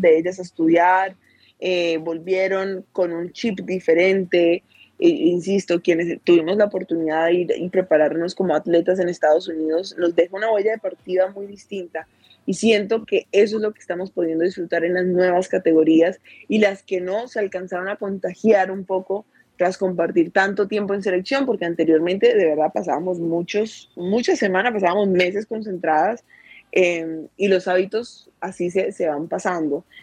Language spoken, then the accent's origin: Spanish; Cali, Valle del Cauca, Colombia; desde por aquí, desde mi tierrita, desde Cali.